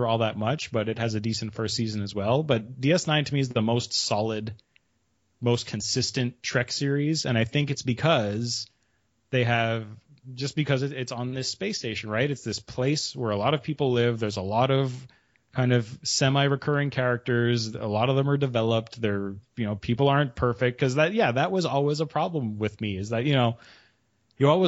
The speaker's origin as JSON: {"language": "English", "country": "Canada", "said": "I'm Canadian"}